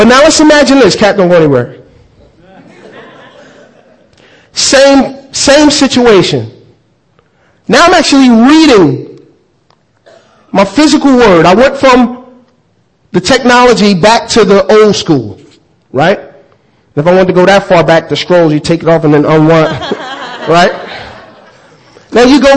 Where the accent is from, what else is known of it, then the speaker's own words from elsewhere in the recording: United States; I'm actually American